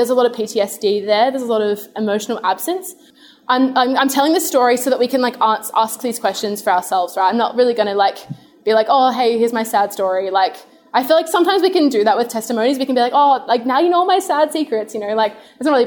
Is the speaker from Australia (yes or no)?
yes; Adelaide, South Australia, Australia; I grew up in Adelaide